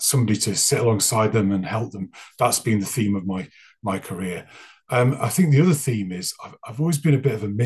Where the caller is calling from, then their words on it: Wales, United Kingdom; I'm joining you from North Wales in the UK